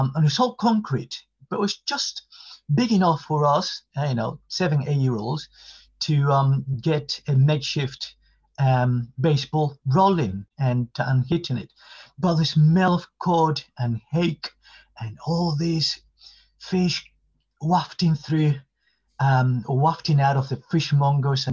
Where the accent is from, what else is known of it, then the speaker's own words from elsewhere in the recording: Havana, Cuba; English is a second language; moved away as an adult; now in London, United Kingdom; I was born in Havana, downtown Havana, what we call Central Havana